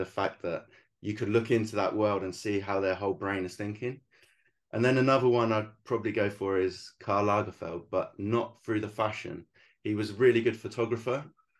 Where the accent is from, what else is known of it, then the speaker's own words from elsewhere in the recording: England, United Kingdom; moved away as an adult; I thought when I came over as the Englishman into their country, it looks a bit arrogant when you kind of go, look at all my work.